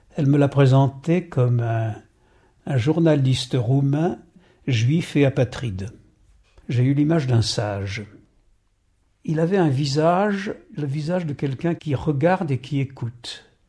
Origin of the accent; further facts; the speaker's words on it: Paris, Île-de-France, France; je suis parisien